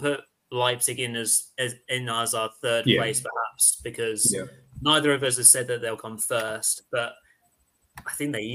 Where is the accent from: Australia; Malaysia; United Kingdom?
United Kingdom; England; as English chaps